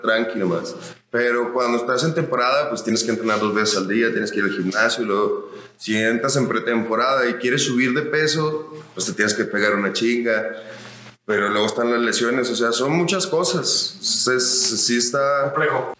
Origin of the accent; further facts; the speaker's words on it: Zacatecas, Mexico; also born or lived in Chihuahua; como zacatecano